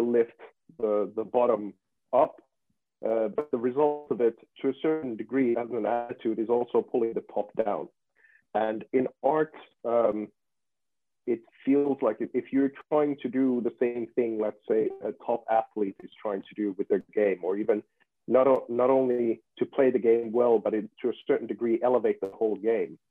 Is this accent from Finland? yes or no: yes; Finland; I come from Finland and Nokia was a big deal over here